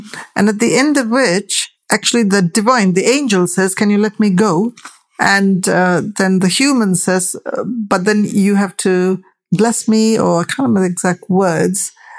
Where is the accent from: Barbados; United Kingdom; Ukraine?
United Kingdom; for my story as a British Asian, the tension is what I use to craft my story, because my presence here is always full of tension